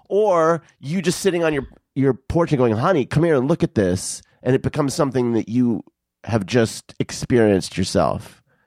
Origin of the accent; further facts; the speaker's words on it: Arizona, United States; I grew up in Arizona where the, the sunsets are fucking, like, just spectacular